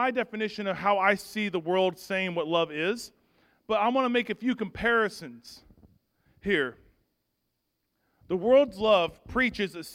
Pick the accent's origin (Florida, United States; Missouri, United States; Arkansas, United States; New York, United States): Arkansas, United States; I'm from Arkansas